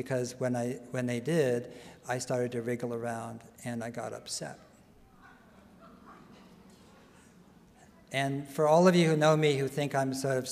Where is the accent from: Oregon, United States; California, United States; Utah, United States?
California, United States; San Mateo; I was born in San Mateo